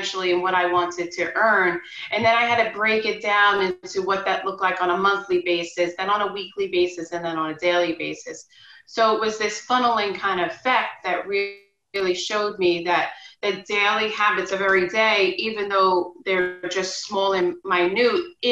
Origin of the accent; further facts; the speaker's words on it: Long Island, New York, United States; I'm born and raised on Long Island in New York